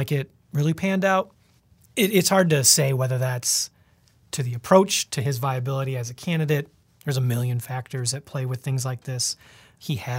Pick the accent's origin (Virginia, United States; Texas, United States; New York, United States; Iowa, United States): Iowa, United States; now in Wisconsin, United States; my home state, Iowa